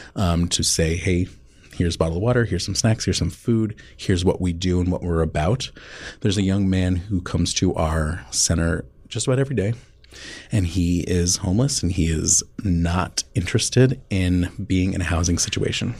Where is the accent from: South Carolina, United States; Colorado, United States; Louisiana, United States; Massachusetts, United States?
Massachusetts, United States; Boston; moved away as an adult; now in Omaha, United States; I'm originally from the Boston area